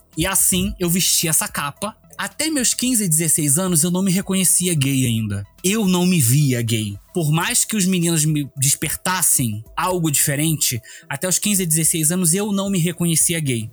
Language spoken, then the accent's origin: Portuguese; Rio de Janeiro, Brazil; moved away as an adult; now in Brasília, Brazil; eu sou do Rio de Janeiro, zona oeste do Rio de Janeiro, do bairro de Campo Grande. Eu estudei numa escola, assim, desde criança até a oitava série na mesma escola.